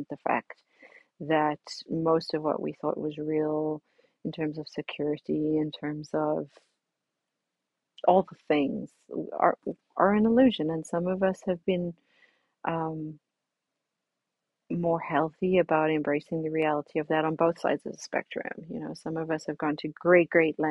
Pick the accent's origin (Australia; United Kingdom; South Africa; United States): South Africa; as a little girl growing up in South Africa on a beach